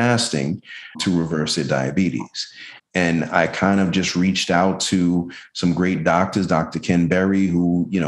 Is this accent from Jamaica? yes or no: yes; Jamaica; now in Tampa, United States; I'm Jamaican